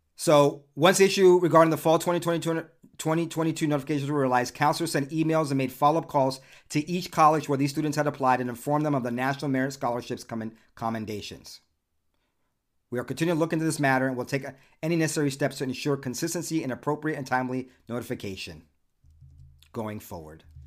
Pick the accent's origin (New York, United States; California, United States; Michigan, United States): California, United States; Southern; as a teenager growing up in Southern California